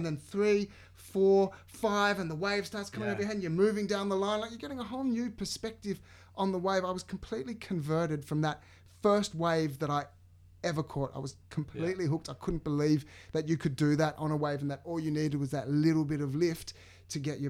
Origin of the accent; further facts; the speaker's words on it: Sydney, New South Wales, Australia; I'm from the suburbs of the North Shore